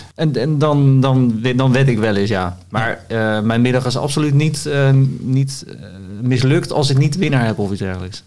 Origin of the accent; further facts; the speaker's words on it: Voorschoten, South Holland, Netherlands; Ik kom daarnaast uit Voorschoten